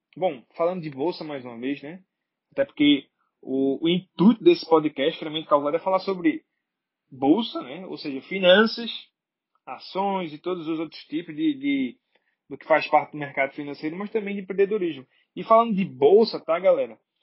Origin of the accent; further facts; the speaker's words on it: Brazil; sou brasileiro